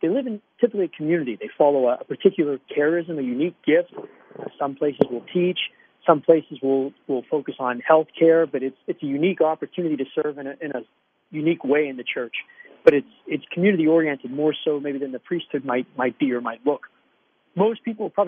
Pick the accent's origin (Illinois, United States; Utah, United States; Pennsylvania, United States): Pennsylvania, United States; Aspinwall; I'm a Pittsburgh-born guy. I grew up in Aspinwall